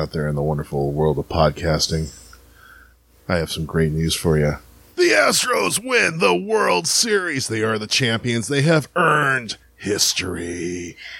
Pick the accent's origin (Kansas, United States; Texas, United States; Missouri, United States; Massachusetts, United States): Missouri, United States; St. Louis; now in Houston, United States; I'm from St. Louis